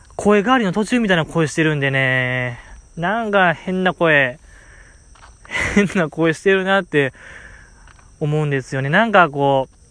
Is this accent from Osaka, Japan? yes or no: yes; Osaka, Japan; 大阪在 住、うん、大阪生まれ、大阪育ち